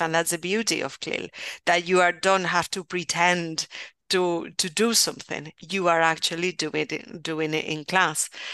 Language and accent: English; Valencia, Valencian Community, Spain; English is a second language; also born or lived in Rotherham, England; I'm from Valencia, so in the, eh, Valencian region